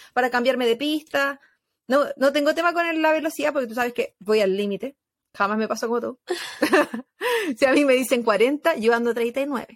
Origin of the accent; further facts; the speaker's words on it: Chile; moved away; como chilena